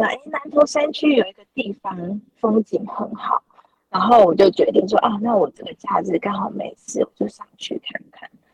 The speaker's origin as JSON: {"language": "Chinese", "region": "southern Taiwan", "country": "Taiwan", "said": "我是南部人"}